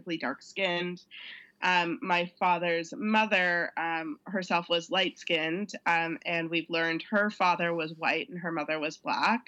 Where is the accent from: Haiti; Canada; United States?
Canada; Toronto, Ontario; I am born and raised in Toronto